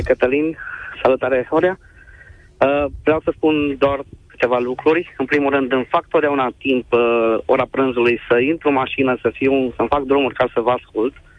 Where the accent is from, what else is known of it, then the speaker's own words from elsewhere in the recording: Zalău, Sălaj County, Romania; now in Cluj-Napoca, Romania; eu sunt din Zalău, dar locuiesc la Cluj